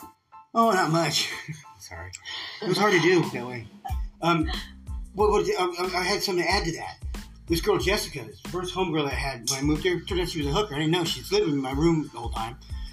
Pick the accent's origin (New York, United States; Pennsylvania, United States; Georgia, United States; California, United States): California, United States; Monterey; We're from Monterey, California.